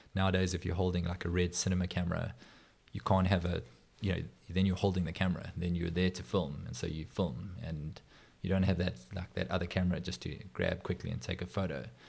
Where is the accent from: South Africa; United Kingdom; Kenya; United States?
South Africa; also born or lived in Johannesburg / Durban; as a South African